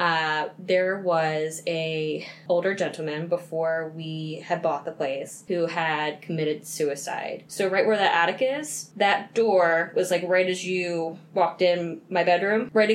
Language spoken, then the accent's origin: English; Baltimore, Maryland, United States; When I was growing up in Baltimore, in the suburbs of Baltimore, I lived in a haunted house